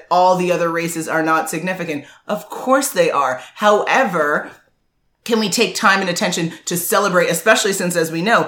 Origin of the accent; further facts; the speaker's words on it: United States; I was born here